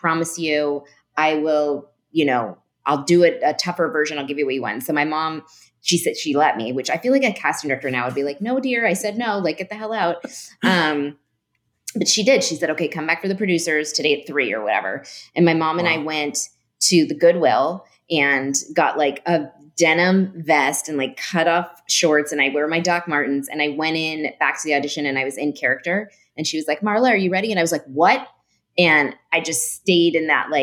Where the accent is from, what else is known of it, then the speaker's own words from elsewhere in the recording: San Francisco, California, United States; I grew up in San Francisco